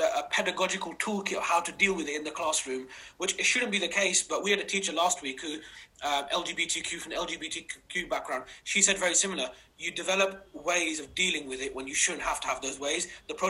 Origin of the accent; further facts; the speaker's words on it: United Kingdom; someone asked me, does it help or hinder being a Pakistani British male, and how can it help and hinder us in the context that we find ourselves?